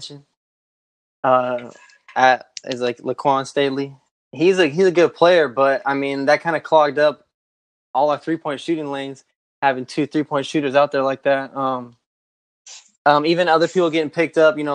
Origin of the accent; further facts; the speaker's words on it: California, United States; I'm from Cali